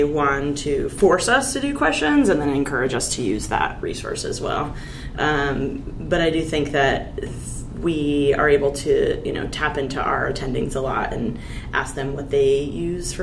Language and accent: English; Maine, United States; I grew up in Maine